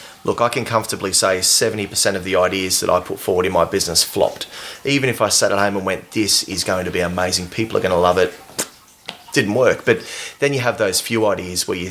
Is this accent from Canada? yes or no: no; Sydney, New South Wales, Australia; moved away; also born or lived in Perth / far north Queensland; When I grew up in Western Sydney